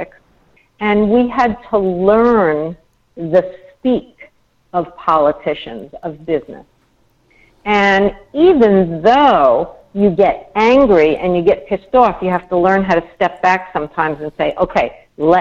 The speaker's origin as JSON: {"language": "English", "region": "New York", "country": "United States", "tie": "born or raised there", "said": "I was brought up in New York."}